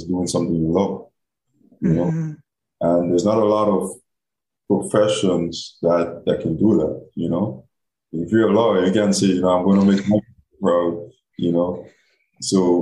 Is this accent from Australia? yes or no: no; Guam; moved away as an adult; also born or lived in Alabama; when I'm in my hometown, when I'm in Guam, you know, when I go home